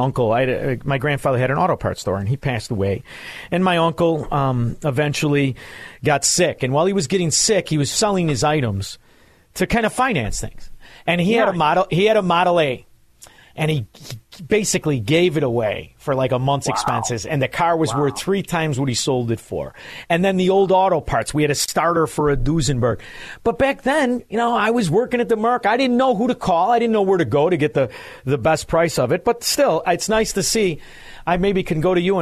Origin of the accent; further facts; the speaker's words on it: Melrose Park, Illinois, United States; I'm a man from Melrose Park